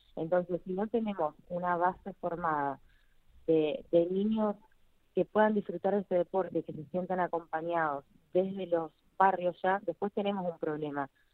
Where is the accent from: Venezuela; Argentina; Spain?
Argentina; nuestra historia como argentinos